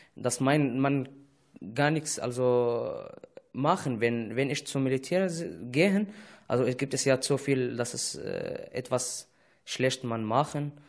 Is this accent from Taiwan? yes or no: no; Syria; German is a second language; moved away as an adult; now in Germany; das Leben ist sehr schön bei uns in Heimat, als ich, ich sage in Syrien